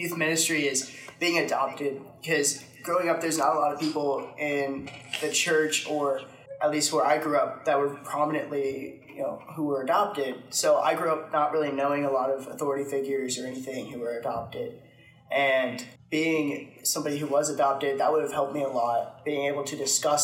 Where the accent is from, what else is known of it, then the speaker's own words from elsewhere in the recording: Kansas, United States; moved away; I'm from Kansas.